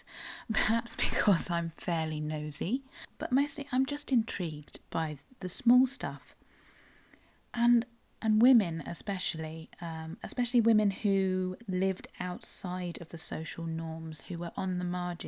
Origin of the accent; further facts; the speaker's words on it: South West England, United Kingdom; I am a Cornish writer